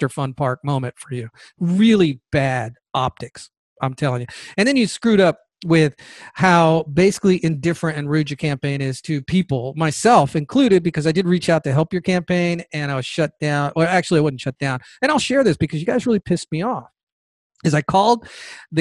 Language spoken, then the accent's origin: English; Georgia, United States; In Georgia, the state of Georgia, my home state, by the way, I love Georgia.